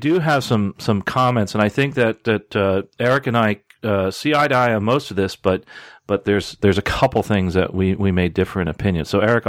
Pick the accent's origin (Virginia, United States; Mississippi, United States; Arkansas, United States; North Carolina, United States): North Carolina, United States; Charlotte; live in my hometown of Charlotte, North Carolina.